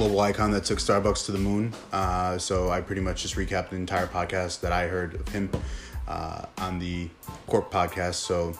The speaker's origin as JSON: {"language": "English", "region": "London", "country": "United Kingdom", "said": "I'm from London."}